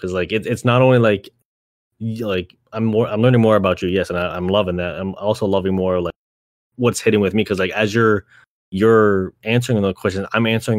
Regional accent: Canada; growing up in Canada

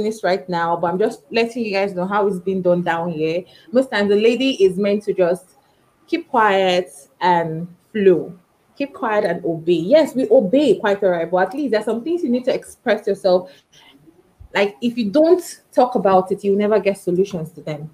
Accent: Lagos, Nigeria; also born or lived in Anambra State; I stay in Lagos State. I was born in Lagos State. I schooled in the East

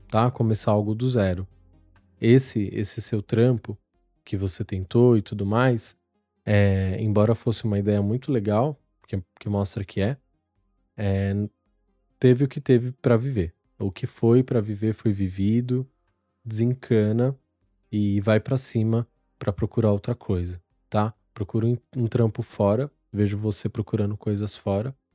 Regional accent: Anápolis, Goiás, Brazil; sou de Anápolis, Goiás.

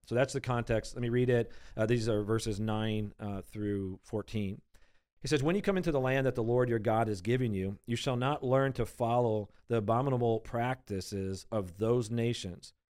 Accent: United States; We, we've been born and raised in America.

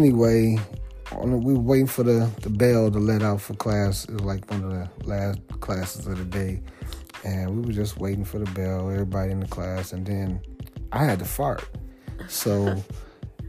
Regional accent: D.C. area, Maryland, United States; moved away; also born or lived in Washington, D.C.; I'm from the Maryland, D.C. area

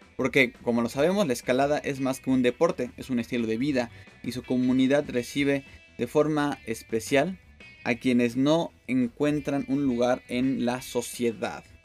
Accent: Mexico; nuestro país

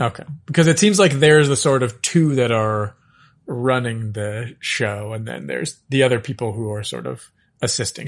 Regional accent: Regina, Saskatchewan, Canada; I was born in Regina, Saskatchewan.

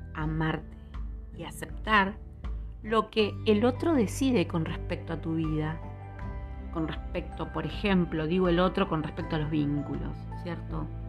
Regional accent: Argentina; en mi país, en Argentina

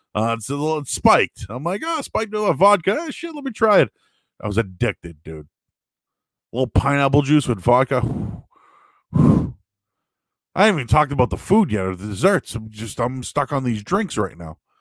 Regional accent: Boston, Massachusetts, United States; moved away as an adult; now in Peabody, United States; I'm from Boston. I'm from the city. So, you know, I grew up in the Hyde Park, Rosendale, West Roxbury area.

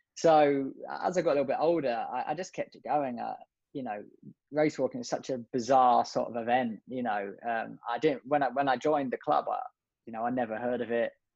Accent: just south of London, South East England, United Kingdom; now in Liverpool, United Kingdom; originally I grew up just south of London

